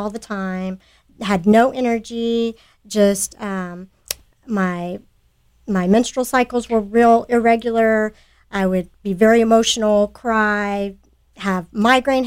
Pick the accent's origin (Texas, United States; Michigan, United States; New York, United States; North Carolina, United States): Texas, United States; Sugar Land; I grew up in Sugar Land